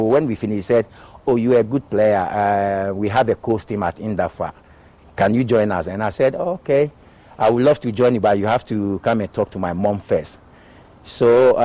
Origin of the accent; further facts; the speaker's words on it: Accra, Greater Accra, Ghana; moved away as an adult; I was born in Choco, grew up in Choco